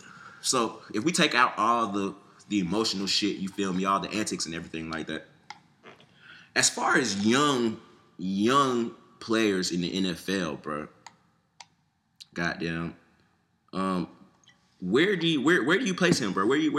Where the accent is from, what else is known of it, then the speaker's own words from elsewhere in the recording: Dayton, Ohio, United States; Like I said, I'm from Ohio, born and bred, in Dayton, Ohio, bro.